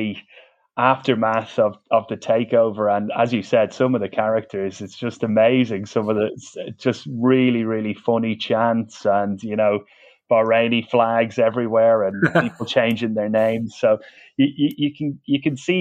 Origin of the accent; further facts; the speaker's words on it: Dublin, Leinster, Ireland; accent: Dublin; I grew up in Dublin